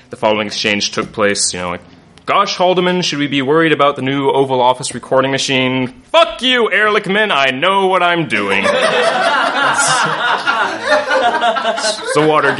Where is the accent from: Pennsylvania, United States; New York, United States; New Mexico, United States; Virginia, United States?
Virginia, United States; Northern; now in Chicago, United States; I grew up in Northern Virginia, in the D.C. area